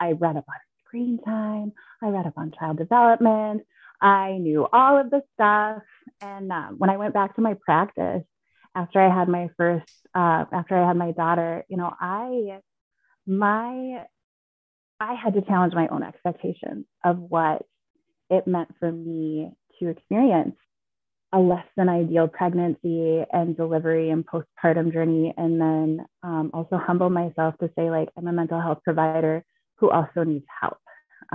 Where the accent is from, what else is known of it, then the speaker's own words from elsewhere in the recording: Minnesota, United States; moved away as an adult; also born or lived in Alaska; I'm born and raised in Minnesota